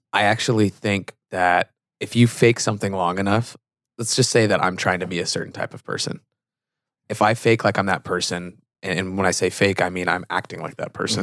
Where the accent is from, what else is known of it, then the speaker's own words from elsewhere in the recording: Fremont, California, United States; moved away; I grew up in the Bay Area, California. So in between Oakland and San Jose, city called Fremont.